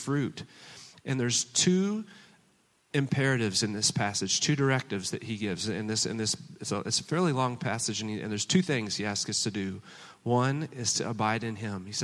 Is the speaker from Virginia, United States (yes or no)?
no; Oklahoma, United States; moved away as an adult; also born or lived in China; now in Boston, United States; I was born in Oklahoma